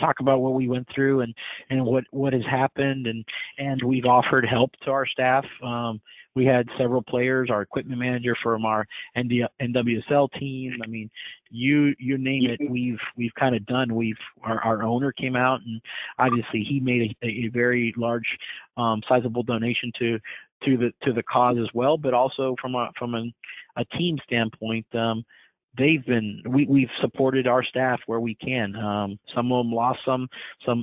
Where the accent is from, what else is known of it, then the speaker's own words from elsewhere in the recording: Miami, Florida, United States; now in Houston, United States; I grew up in Miami